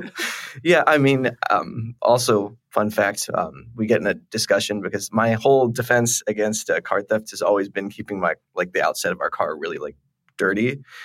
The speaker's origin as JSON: {"language": "English", "region": "Texas", "country": "United States", "said": "as a Texan"}